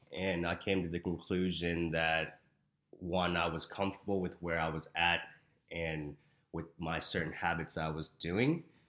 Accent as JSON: {"language": "English", "town": "Houston", "region": "Texas", "country": "United States", "moved": "as an adult", "lives_now": "Arizona, United States", "said": "I am from Houston, Texas"}